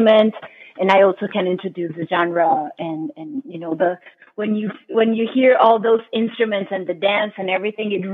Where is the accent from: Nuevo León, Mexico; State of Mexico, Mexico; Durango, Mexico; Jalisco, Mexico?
Nuevo León, Mexico; Monterrey; moved away as an adult; also born or lived in New York; in Mexico, even where I grew up in Monterrey